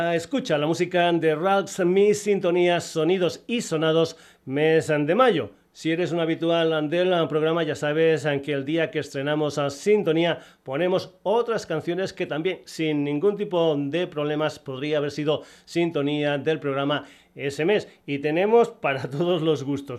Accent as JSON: {"language": "Spanish", "town": "Burguillos del Cerro", "region": "Extremadura", "country": "Spain", "tie": "born or raised there", "said": "muy muy cerquita de mi pueblo, Burguillos del Cerro"}